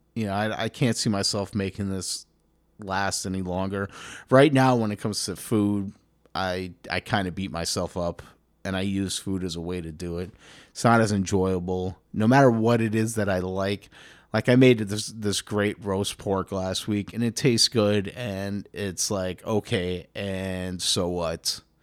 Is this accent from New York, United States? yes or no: yes; New York City, New York, United States; Growing up in New York, you're ki, you kind of have to be interested in real estate, I think. You know, especially if you grew up in Manhattan